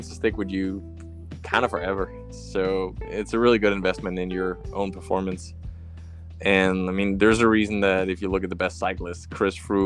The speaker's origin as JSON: {"language": "English", "town": "Slagelse", "region": "Zealand", "country": "Denmark", "tie": "born or raised there", "said": "the track in my hometown, Slagelse, where I grew up"}